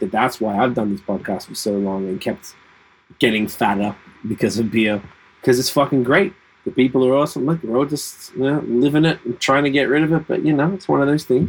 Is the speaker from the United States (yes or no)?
no; Quebec, Canada; now in Ontario, Canada; I came from Quebec into Ontario. Pretty different